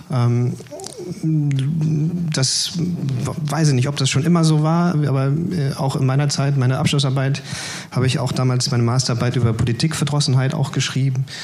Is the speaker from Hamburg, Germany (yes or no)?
no; Mülheim an der Ruhr, North Rhine-Westphalia, Germany; da bin ich dann also in meiner Heimatstadt Mülheim-Ruhr an die Partei herangetreten